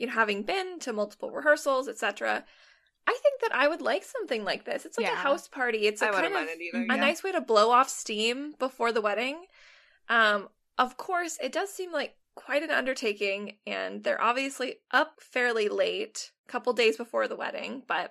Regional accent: Washington, United States; I'm from Washington

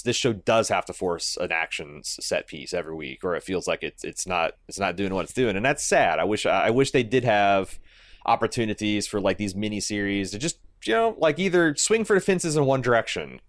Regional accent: Midwest, United States; growing up in the Midwest

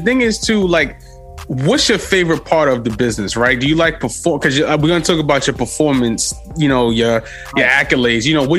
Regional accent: New York City, New York, United States; I'm from Manhattan as well too. I'm from Harlem.

